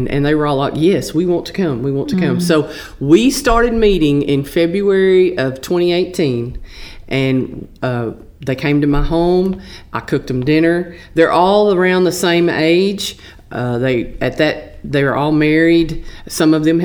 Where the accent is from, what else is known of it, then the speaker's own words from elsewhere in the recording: Texas, United States; accent: Texas; also born or lived in Flint, Texas / Bullard, Texas; my Texas accent